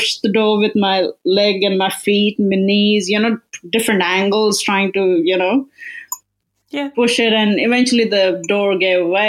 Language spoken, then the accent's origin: English; Melbourne, Victoria, Australia; I'm from Melbourne